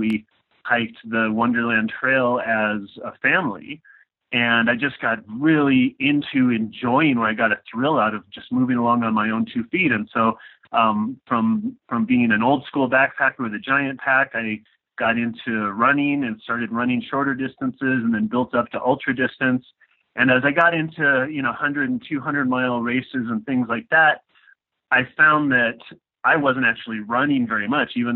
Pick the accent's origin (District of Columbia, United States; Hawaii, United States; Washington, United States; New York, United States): Washington, United States; also born or lived in Southern California; we're from Washington State. We lived in the middle of nowhere way up in the Okanagan Highlands